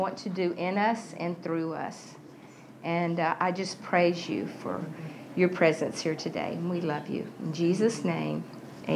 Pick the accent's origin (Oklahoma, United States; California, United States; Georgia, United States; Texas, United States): Texas, United States; I grew up in Texas